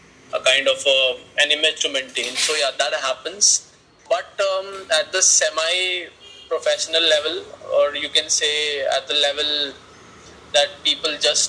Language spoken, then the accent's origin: English; Delhi, India; I am from Delhi and a filmmaker